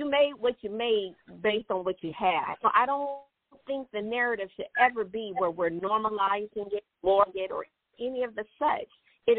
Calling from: Conyers, Georgia, United States; I'm calling from Conyers.

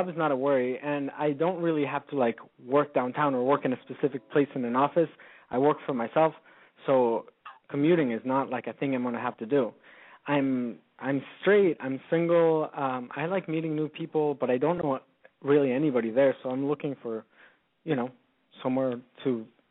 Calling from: Fort Lauderdale, Florida, United States; I am in Fort Lauderdale. That's 954.

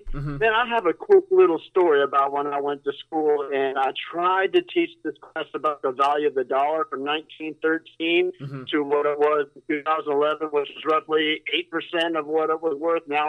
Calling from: Sarasota, Florida, United States; from Sarasota.

